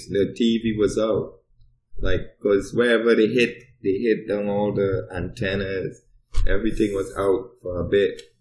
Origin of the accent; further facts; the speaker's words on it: New York, United States; moved away as an adult; also born or lived in Trinidad; now in Fairbanks, United States; I grew up in Brooklyn and I was there first.